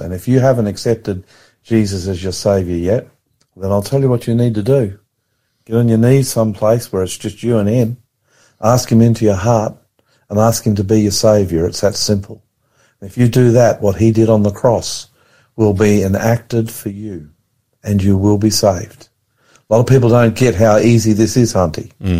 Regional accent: Australia; I'm the Aussie pastor.

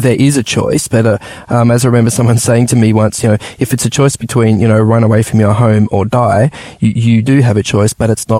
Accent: Adelaide, South Australia, Australia; I remember growing up in Adelaide, and there was a Polish church there that I used to visit, you know, quite often.

